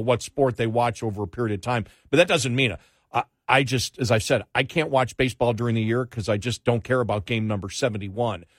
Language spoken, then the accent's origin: English; Northeast, United States; I grew up in the Northeast